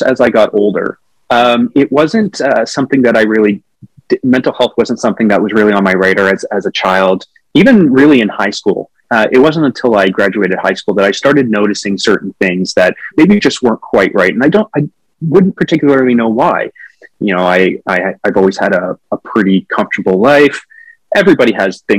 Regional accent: Whitby, Ontario, Canada; now in Toronto, Canada; I grew up in a town called Whitby, which is about 40 minutes from Toronto.

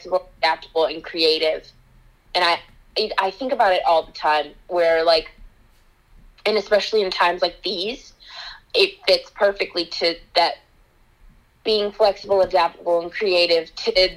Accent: Kansas City, Missouri, United States; I grew up in Kansas City

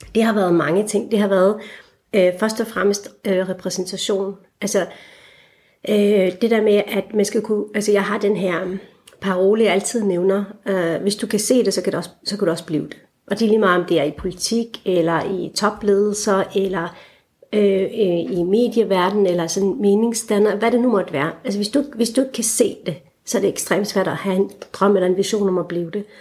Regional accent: Esbjerg, Southern Denmark, Denmark; moved away as an adult; also born or lived in Aarhus / Copenhagen; jeg voksede op i Esbjerg, øh, og har stadigvæk en meget rodfæstet identitet i det jyske

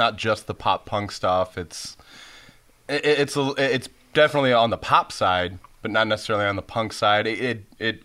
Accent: Ohio, United States; now in Illinois, United States; I'm originally from Illinois, but I grew up in Ohio

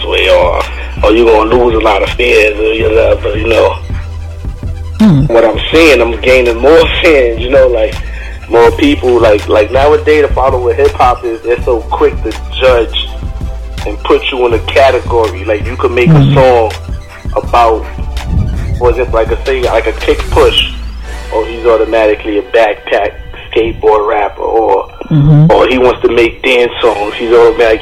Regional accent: New York City, New York, United States; also born or lived in Bronx; Growing up in Harlem, like, I live like right around the corner from these dudes called the Teamsters

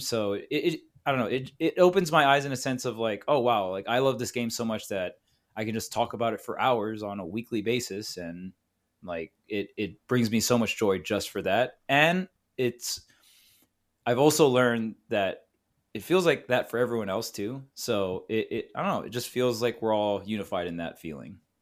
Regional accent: Hawaii, United States; now in California, United States; I grew up with Void in Hawaii, and then we both moved out to California together

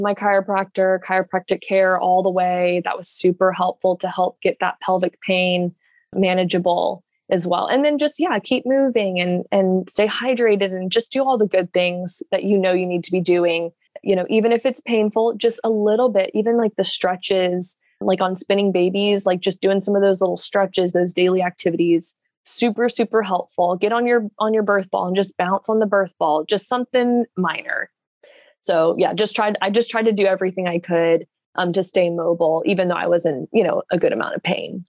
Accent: Jacksonville, Florida, United States; I am from Jacksonville, Florida, born and raised here

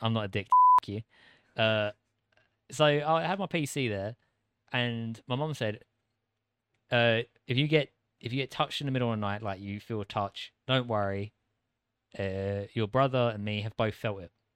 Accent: United Kingdom; accent: British; moved away; An average Brit

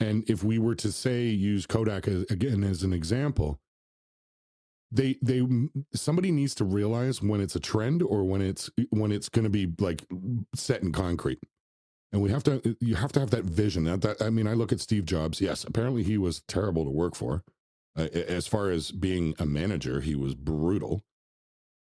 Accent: Toronto, Ontario, Canada; I'm from Toronto, so our media is all about the Toronto Maple Leafs

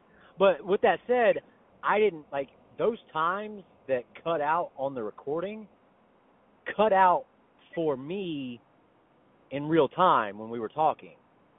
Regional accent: Smyrna, Georgia, United States; Man, I sound so ghetto. Because I, you know, growing up in Smyrna and stuff, like, you know, I always had that little bit in me, whatever, whatever. And now I listen to it and all I think is, God, I'm so country.

